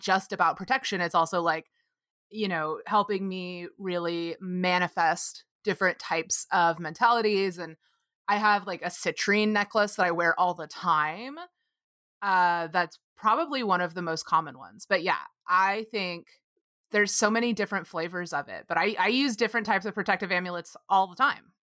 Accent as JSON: {"language": "English", "region": "Texas", "country": "United States", "tie": "born or raised there", "said": "I grew up calling cedar in Texas"}